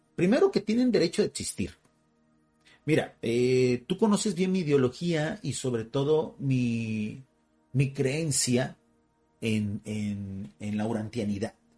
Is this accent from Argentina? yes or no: no; Mexico; así le decimos acá en México, todavía España, hay muchos sectores de mexicanos que estamos orgullosos de nuestra herencia española.